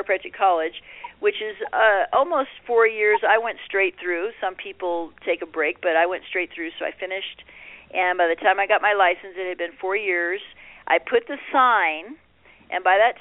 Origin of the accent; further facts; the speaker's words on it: Puerto Rico; moved away; growing up in Puerto Rico